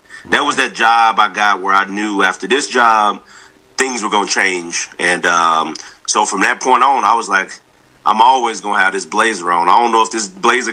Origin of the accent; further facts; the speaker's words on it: the South, United States; I'm from the South